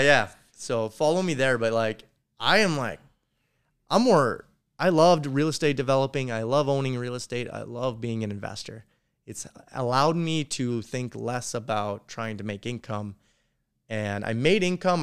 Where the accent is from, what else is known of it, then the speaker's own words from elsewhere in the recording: North Dakota, United States; I'm from North Dakota.